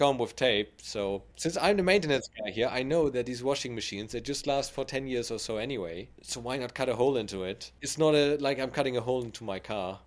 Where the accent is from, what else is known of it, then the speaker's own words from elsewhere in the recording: Germany; my hometown